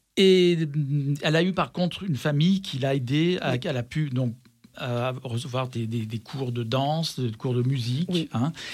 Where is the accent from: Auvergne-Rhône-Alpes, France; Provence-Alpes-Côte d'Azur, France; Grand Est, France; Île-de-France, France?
Auvergne-Rhône-Alpes, France; Vénissieux; je suis de Vénissieux.